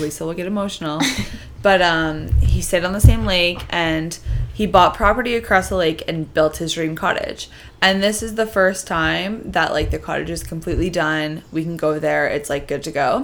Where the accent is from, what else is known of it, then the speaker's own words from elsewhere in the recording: Canada; Being Canadian was drilled into my head